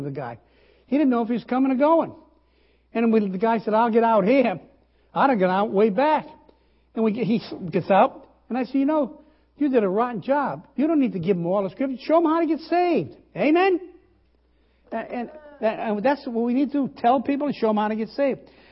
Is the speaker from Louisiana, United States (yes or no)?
no; Rhode Island, United States; I'm from the South, you know, Southern New England, Rhode Island.